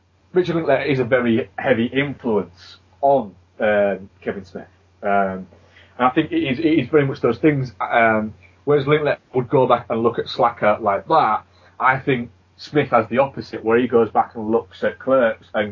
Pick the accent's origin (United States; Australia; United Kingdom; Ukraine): United Kingdom; England; we grew up in England, which is a very small place in comparison to America.